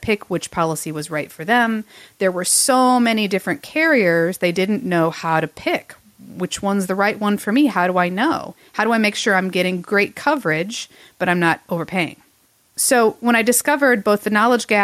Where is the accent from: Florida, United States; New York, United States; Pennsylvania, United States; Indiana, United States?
Indiana, United States; Fort Wayne; my hometown of Fort Wayne, Indiana